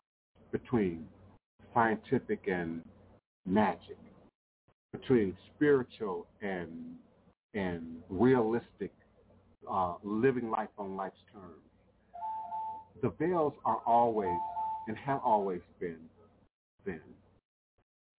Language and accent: English; Coral Hills, Maryland, United States; I can remember being a young child, me and Wapani, growing up in Coral Hills, Maryland, growing up in the PG County